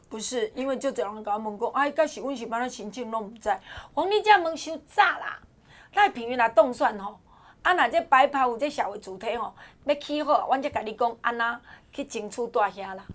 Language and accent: Chinese; Taiwan; 我们台湾人